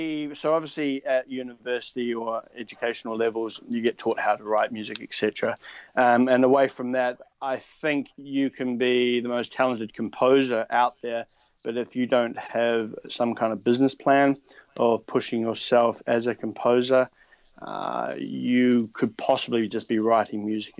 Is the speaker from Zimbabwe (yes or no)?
no; New Zealand; moved away as an adult; now in Australia; and then I moved to Australia from New Zealand and carried on pursuing writing music.